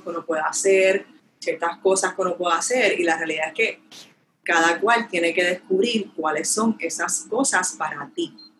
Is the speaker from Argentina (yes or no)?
no; Puerto Rico; moved away; el boricua, yo extraño mi tierra